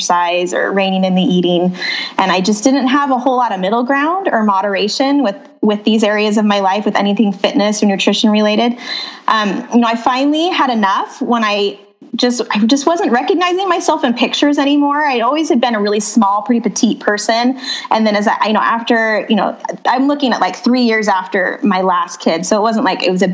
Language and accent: English; Utah, United States; moved away as an adult; also born or lived in North Phoenix, Arizona; now in Phoenix, United States; So I grew up in Utah and I met my husband at college at BYU